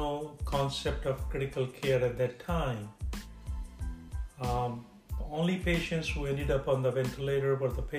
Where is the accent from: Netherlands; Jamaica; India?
India; moved away as an adult; also born or lived in Chicago / Florida / Massachusetts / Midwest; now in United States; I grew up in India and had my initial training there.